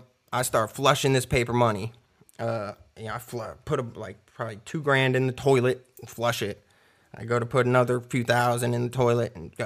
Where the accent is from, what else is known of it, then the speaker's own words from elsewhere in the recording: Clearwater, Florida, United States; also born or lived in Miami; now in Knoxville, United States; No, I was born in Miami, grew up in Clearwater, Tampa area. I moved to Knoxville, Tennessee, probably about 8 years ago.